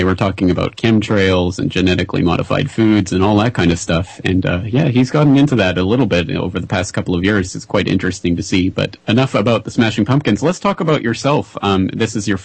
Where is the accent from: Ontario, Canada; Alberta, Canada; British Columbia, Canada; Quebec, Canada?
Alberta, Canada; Calgary; my hometown of Calgary, Alberta, Canada